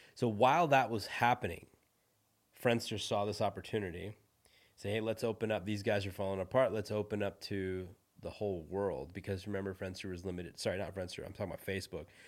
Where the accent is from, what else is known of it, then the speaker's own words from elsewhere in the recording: Silicon Valley, California, United States; moved away; also born or lived in India / Los Angeles; I'm from Silicon Valley, so I lived up north in San Francisco.